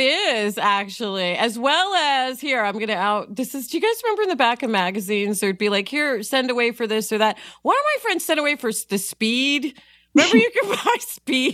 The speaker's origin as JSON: {"language": "English", "region": "New York", "country": "United States", "said": "I am from New York"}